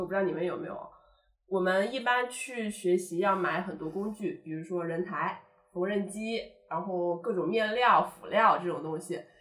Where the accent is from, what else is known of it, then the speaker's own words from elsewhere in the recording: China; now in Paris, France; 我们中国人